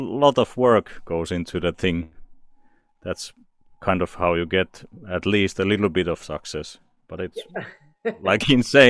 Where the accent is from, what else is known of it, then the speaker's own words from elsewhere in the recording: Turku, Southwest Finland, Finland; I'm in my hometown, Turku, Finland.